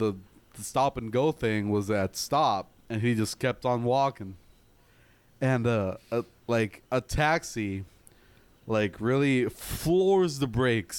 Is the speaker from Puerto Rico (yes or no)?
yes; Bayamón, Puerto Rico; I was born there